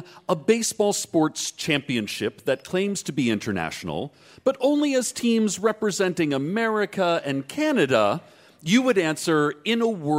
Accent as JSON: {"language": "English", "region": "the South", "country": "United States", "said": "I'm from the South"}